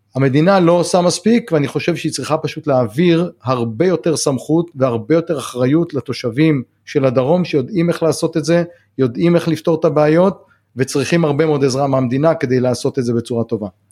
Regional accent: the Negev, Southern District, Israel; also born or lived in Kibbutz Hatzerim; אני נולדתי בנגב, אני חי בנגב כל החיים

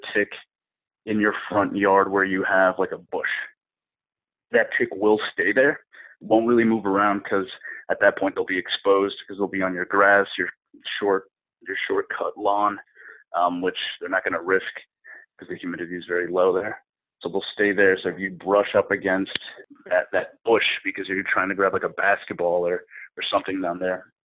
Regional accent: New England, United States; I'm from New England, so we get a lot of snow

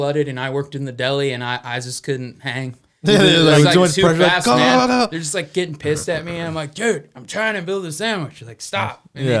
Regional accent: Petaluma, California, United States; also born or lived in Walnut Creek / San Francisco; I grew up in Petaluma

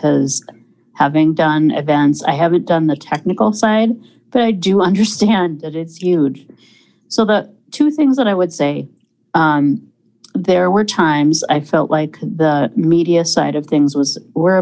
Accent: Minneapolis, Minnesota, United States

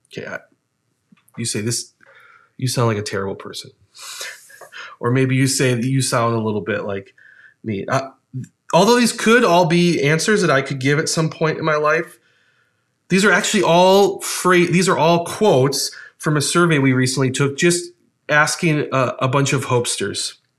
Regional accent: Ohio, United States; moved away; spent some time as a kid living in Ohio

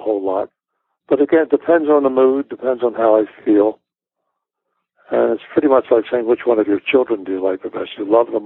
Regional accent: Philadelphia, Pennsylvania, United States; Philadelphia, which is my hometown and home base

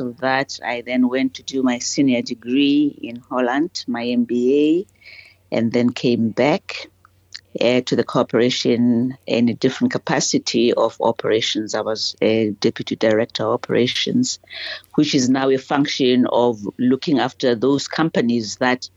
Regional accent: Lesotho; moved away as an adult; now in South Africa; I grew up in Lesotho

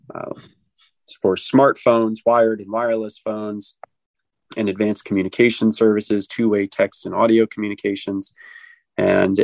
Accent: Annapolis, Maryland, United States; where I grew up in Annapolis, Maryland

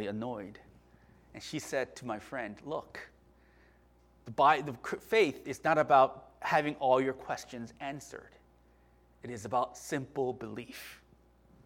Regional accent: Virginia, United States; we were raised in Virginia together

